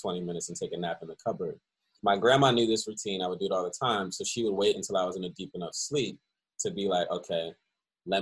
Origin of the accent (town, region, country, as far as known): Philadelphia, Pennsylvania, United States; born or raised there; also born or lived in Cleveland, Ohio / Baltimore